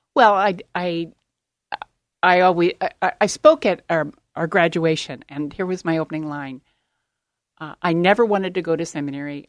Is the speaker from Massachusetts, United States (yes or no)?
no; Baltimore, Maryland, United States; moved away; grew up on the East Coast in Baltimore, Maryland